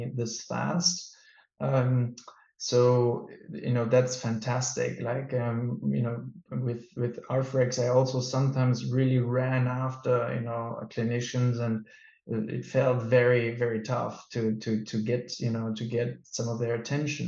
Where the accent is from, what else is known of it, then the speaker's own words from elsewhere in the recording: Germany; now in Denmark; I was born and raised in Germany